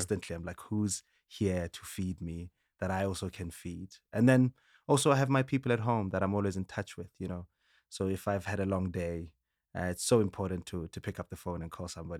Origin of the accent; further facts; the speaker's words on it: Sebokeng, Gauteng, South Africa; From childhood, you know, growing up in South Africa, in Sebokeng with my brother